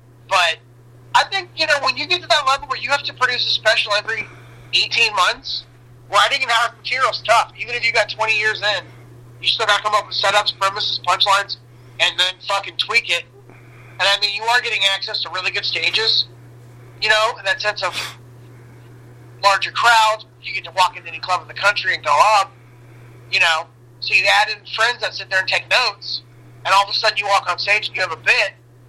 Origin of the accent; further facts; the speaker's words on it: Gainesville, Florida, United States; now in Los Angeles, United States; Gainesville. The only Democratic county, I think, in the state.